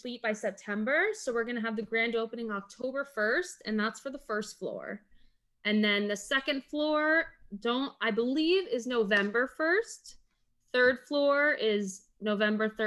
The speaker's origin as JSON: {"language": "English", "town": "Weston", "region": "Florida", "country": "United States", "tie": "born or raised there", "said": "I grew up in Weston, Florida"}